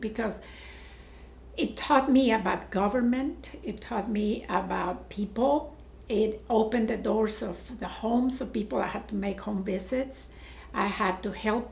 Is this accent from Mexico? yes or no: yes; Mexico City, Mexico; English is a second language; moved away as an adult; now in Corpus Christi, United States; I was born and raised in Mexico City.